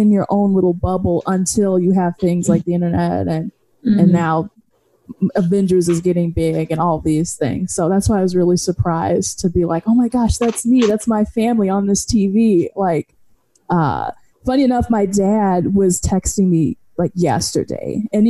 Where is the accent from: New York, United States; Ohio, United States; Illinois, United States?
Illinois, United States; Chicago; Like I am from the South Side of Chicago, like, you know, they have on the show. So yeah, all I would see really is my Black friends.